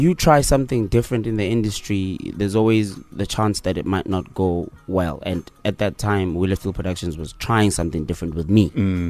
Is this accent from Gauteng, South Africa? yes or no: no; Kralhoek, North West, South Africa; also born or lived in Mantsere; I was born in Mantsere, {S0} okay, {S1} which is a village right next to Kralhoek. So I was born in Mantsere, {S0} yes, {S1} and grew up in Kralhoek.